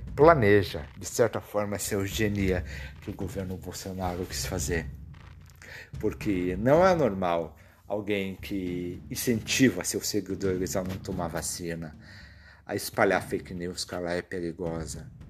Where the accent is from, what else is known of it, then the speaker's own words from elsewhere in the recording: Brazil; como brasileiros